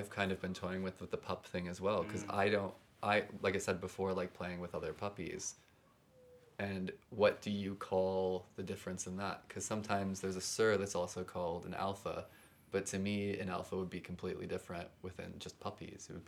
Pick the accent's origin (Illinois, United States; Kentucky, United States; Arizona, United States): Illinois, United States; Chicago; now in New York City, United States; I'm from Chicago